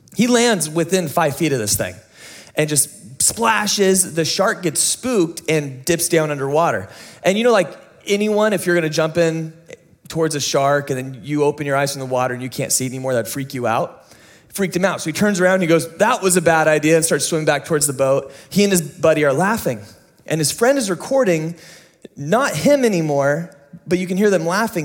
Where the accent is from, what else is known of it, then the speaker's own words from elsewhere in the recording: United States; you and me as an American audience